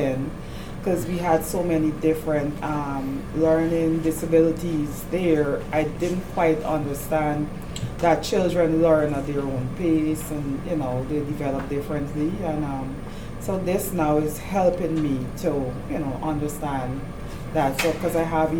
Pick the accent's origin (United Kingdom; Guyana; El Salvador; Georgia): Guyana; moved away as an adult; now in United States; I'm from Guyana, South America. And there I was an elementary teacher for 10 years